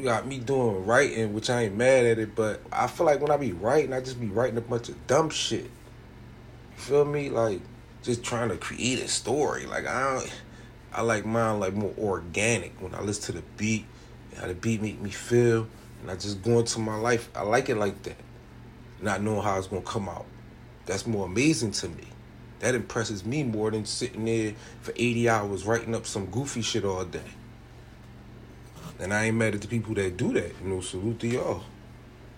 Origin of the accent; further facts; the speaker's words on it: New Jersey, United States; I'm from Biloxi, New Jersey